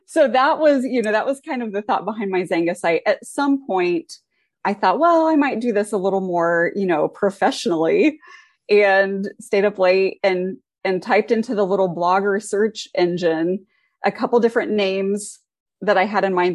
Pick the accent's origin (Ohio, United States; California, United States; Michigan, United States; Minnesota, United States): Ohio, United States; now in Indiana, United States; I grew up in Ohio